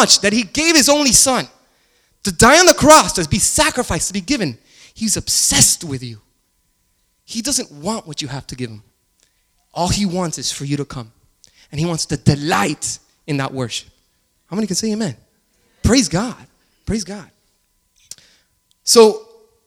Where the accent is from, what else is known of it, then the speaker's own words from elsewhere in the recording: Miami, Florida, United States; I grew up in Miami